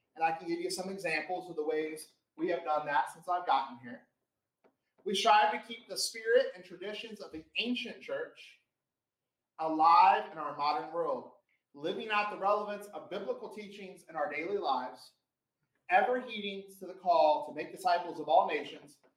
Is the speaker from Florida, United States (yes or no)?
yes; Florida, United States; moved away; I'm from Florida.